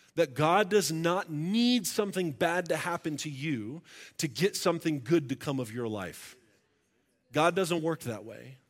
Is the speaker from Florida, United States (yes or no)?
yes; Florida, United States; moved away; also born or lived in Tulsa, Oklahoma; I grew up in Florida